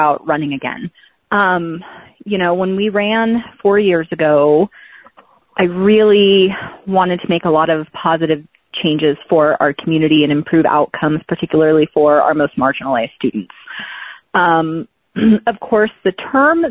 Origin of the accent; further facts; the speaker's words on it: Fallbrook, California, United States; moved away as an adult; also born or lived in Los Angeles, California; now in Bend, United States; I grew up in Southern California in a little town called Fallbrook